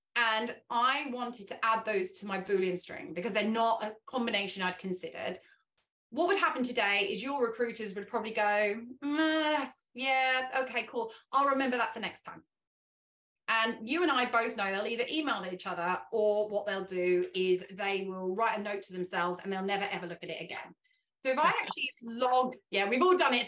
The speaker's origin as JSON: {"language": "English", "region": "England", "country": "United Kingdom", "first_language": "English", "said": "I am English, that is my native language"}